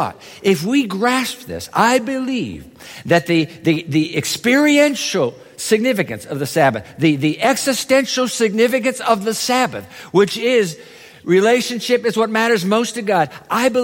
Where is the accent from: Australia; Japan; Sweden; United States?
Japan; moved away; I was a kid growing up in Japan